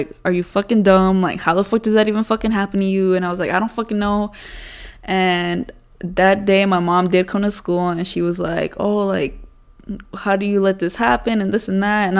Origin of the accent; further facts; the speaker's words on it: Las Vegas, Nevada, United States; I'm from Vegas. I was born here. I grew up in the 030.